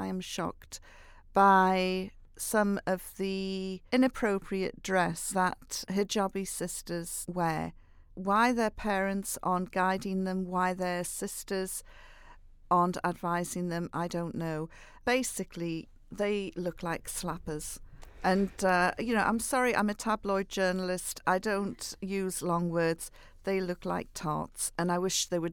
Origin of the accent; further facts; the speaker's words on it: Newcastle upon Tyne, North East England, United Kingdom; I'm a Geordie.